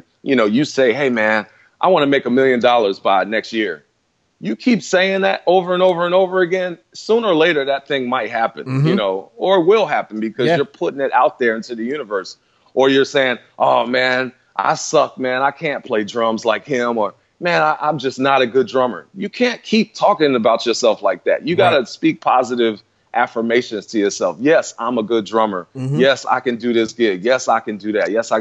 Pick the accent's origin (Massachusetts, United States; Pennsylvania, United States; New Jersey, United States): Pennsylvania, United States; Philadelphia; moved away as an adult; I was gone from Philly in 91 because I left to go to school. And I was coming back and forth every now and then